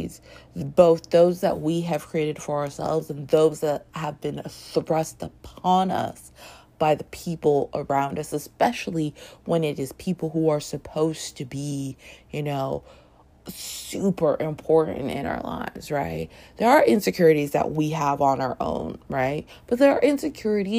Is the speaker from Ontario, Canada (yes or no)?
yes; Toronto, Ontario, Canada; moved away as an adult; I grew up in Toronto. Long story. Anyway, was there from like when I was like 5 and a half to 26.